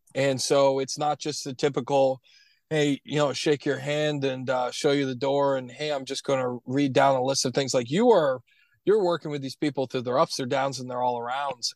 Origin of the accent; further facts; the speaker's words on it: Florida, United States; also born or lived in Williamsburg, Virginia; my home state of Florida